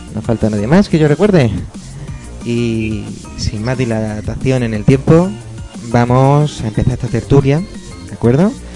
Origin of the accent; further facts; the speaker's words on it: Lanjarón, Andalusia, Spain; now in Granada, Spain; jugaba en la recreativa de mi pueblo, Lanjarón